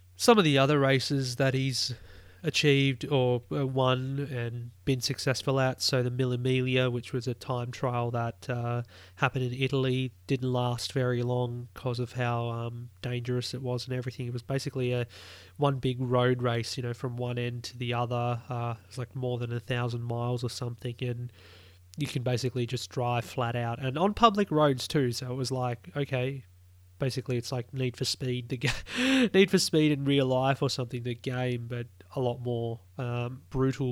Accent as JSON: {"language": "English", "country": "Australia", "said": "as an Aussie"}